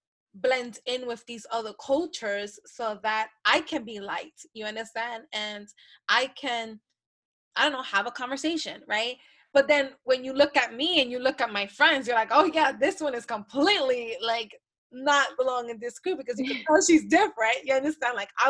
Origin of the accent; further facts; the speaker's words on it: Honduras; Like, I am from Honduras.